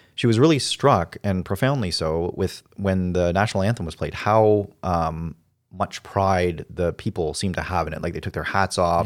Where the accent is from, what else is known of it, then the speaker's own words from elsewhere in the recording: Canada; I like being Canadian